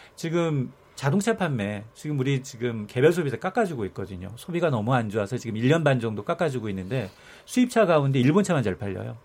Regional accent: Jeju, South Korea; 저는 사실 지방이다 보니까

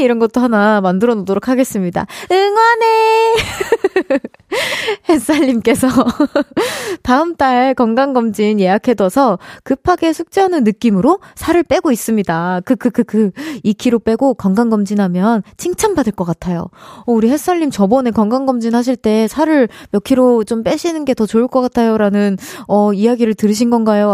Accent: United States; also born or lived in Gyeonggi Province; now in South Korea; 고향이라고 하기엔 조금 애매하긴 하지만 제 어린 시절이 많이, 어, 담겨져 있는 그 장소 장소가 사실 전 미국이긴 하거든요.

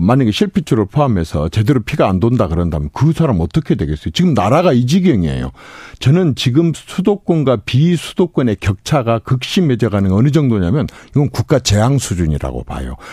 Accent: Gokseong, South Jeolla, South Korea; 제가 고향이 곡성인데

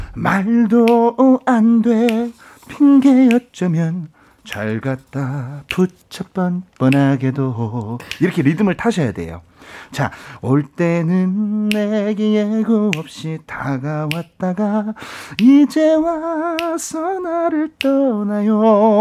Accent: Seoul, South Korea; 제가 신당동에서 태어났어요.

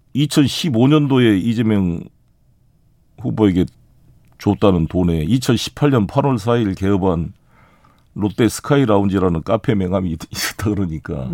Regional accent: South Jeolla, South Korea; 제 고향인 전남

